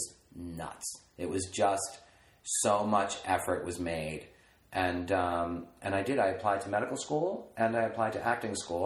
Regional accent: East Coast, United States; now in Los Angeles, United States; I'm from the East Coast

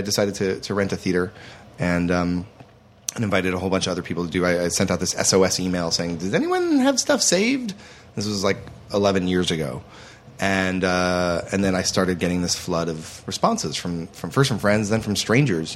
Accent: Detroit, Michigan, United States; moved away; I'm from, like, suburban Detroit area

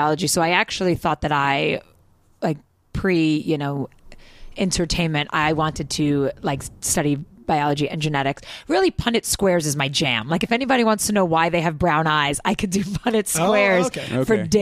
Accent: New York City, New York, United States; I grew up in Brooklyn in New York

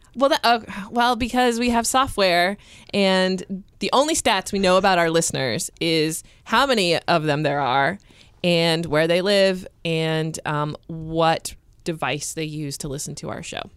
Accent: United States; I'm American

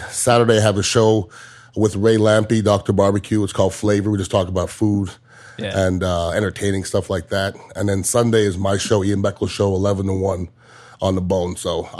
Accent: Montreal, Quebec, Canada; now in Tampa, United States; Yeah, I'm originally from Montreal, mm-hmm. Canada, but I've been here since 1990. So I've been in Tampa longer than I was in Montreal. So I mean, this is my hometown now.

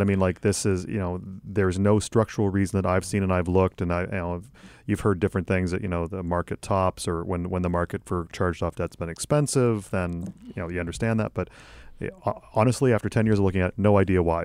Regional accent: Canada; as a Canadian

